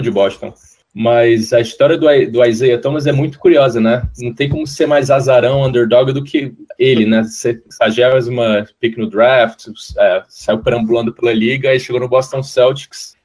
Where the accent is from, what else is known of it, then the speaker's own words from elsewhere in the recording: Ceará, Brazil; accent: a little Rio, a little Ceará; moved away as an adult; also born or lived in Rio de Janeiro, Brazil; now in Miami, United States; Sou carioca, mas eu cresci minha vida inteira no Ceará, cara. Então meu sotaque vai um pouquinho pro Rio, um pouquinho pro Ceará.